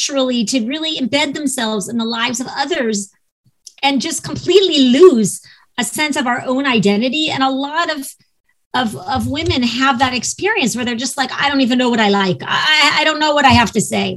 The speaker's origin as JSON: {"language": "English", "region": "Ohio", "country": "United States", "moved": "yes", "lives_now": "Los Angeles, United States", "said": "Even though I live in LA, I am from Ohio."}